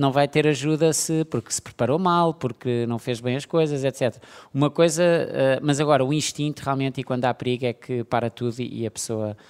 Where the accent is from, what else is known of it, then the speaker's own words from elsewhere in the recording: Portugal; todos nós, de alguma maneira, como portugueses